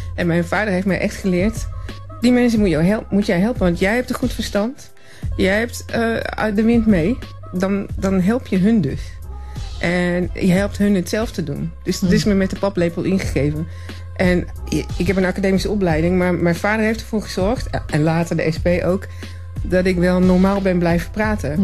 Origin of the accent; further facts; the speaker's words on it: Tilburg, North Brabant, Netherlands; ik kom uit Tilburg. Eh, uit Brabant dus